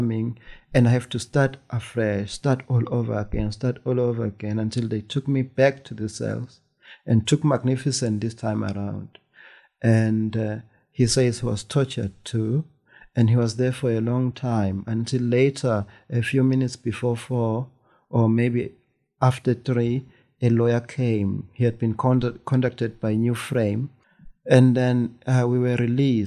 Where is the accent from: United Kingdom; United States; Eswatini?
Eswatini; I'm in Swaziland covering this as an Eswatini citizen